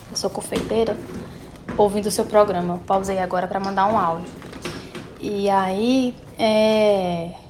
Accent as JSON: {"language": "Portuguese", "region": "Piauí", "country": "Brazil", "also_born_or_lived": "São Paulo", "said": "Eu sou do Piauí e eu morei três anos em São Paulo."}